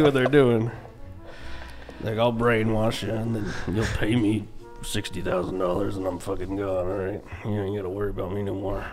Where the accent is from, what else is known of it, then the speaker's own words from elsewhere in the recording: Kentucky, United States; moved away as an adult; I'm from Kentucky